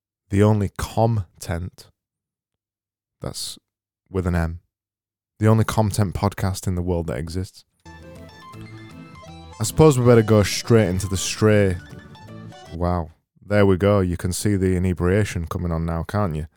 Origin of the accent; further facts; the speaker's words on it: Yorkshire and the Humber, United Kingdom; I'm from Yorkshire.